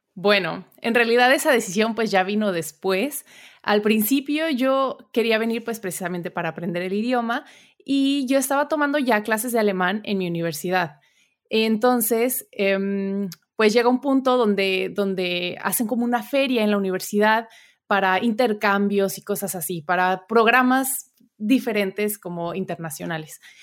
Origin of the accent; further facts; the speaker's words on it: Puebla, Mexico; moved away as an adult; also born or lived in Saltillo, Coahuila; now in Germany; yo soy mexicana, nací en Saltillo, Coahuila, o sea, muy al norte de México, pero en realidad crecí en Puebla